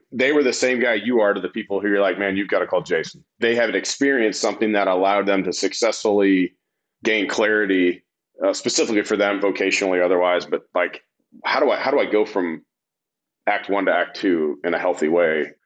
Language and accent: English; Fort Wayne, Indiana, United States; now in North Carolina, United States; when I grew up in Indiana